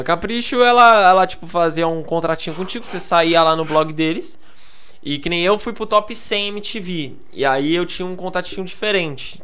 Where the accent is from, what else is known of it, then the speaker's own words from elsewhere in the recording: Praia Grande, São Paulo, Brazil; sou lá da Praia Grande, né? Da Baixada Santista